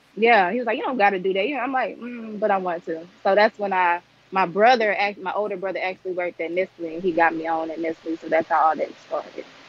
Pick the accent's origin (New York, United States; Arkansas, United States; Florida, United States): Arkansas, United States; Jonesboro; I'm from Jonesboro, Arkansas.